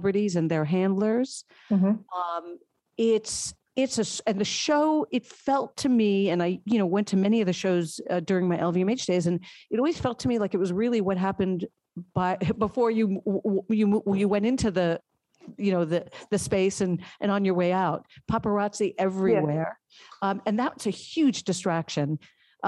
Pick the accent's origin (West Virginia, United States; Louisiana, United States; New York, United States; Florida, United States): New York, United States; I'm a lifelong New Yorker